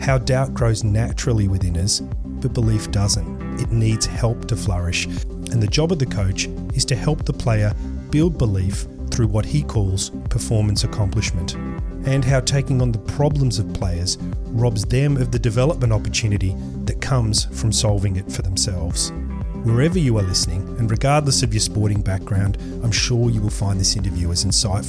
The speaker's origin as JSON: {"language": "English", "country": "Australia", "also_born_or_lived": "England", "said": "I am an Australian, but I was born in England."}